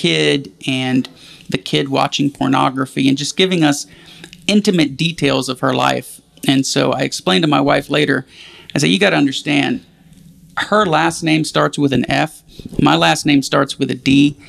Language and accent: English; Houston, Texas, United States; moved away; It's certainly not where I grew up in Houston.